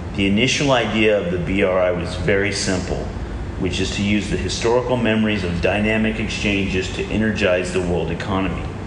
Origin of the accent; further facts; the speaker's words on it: United States; moved away as an adult; also born or lived in Asia; I'm also an American